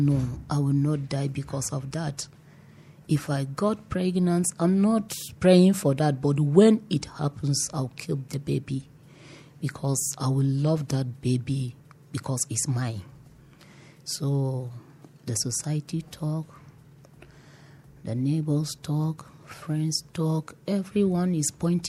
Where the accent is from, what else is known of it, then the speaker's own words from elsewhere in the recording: Toro, Bauchi, Nigeria; I grew up at Bauchi State at Toro local government